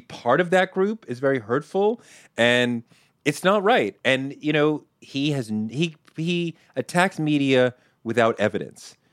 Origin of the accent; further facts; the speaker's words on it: Boston, Massachusetts, United States; I grew up in Boston